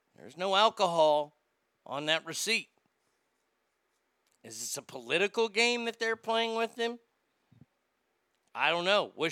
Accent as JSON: {"language": "English", "town": "Garland", "region": "Texas", "country": "United States", "tie": "born or raised there", "said": "he lives in Garland, and he lives in my hometown"}